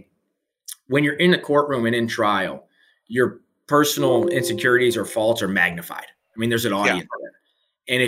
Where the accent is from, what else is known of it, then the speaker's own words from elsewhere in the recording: St. Louis, Missouri, United States; I am from St. Louis. I went to school here in St. Louis pretty much all my life.